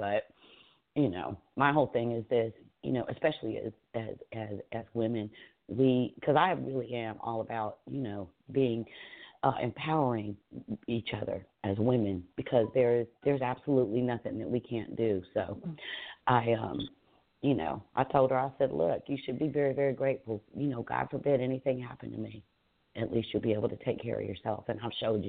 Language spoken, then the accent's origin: English; Atlanta, Georgia, United States; Like, I grew up in West End over by the old Kroger on the other side of 285.